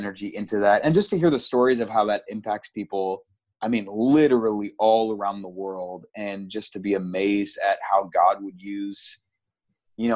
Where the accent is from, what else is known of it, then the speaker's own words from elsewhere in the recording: Ottawa, Ontario, Canada; I grew up in Ottawa